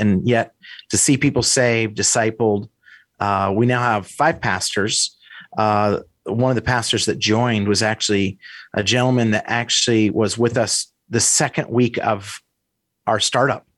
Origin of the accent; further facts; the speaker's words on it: Idaho, United States; moved away as an adult; also born or lived in Wisconsin; I grew up in Idaho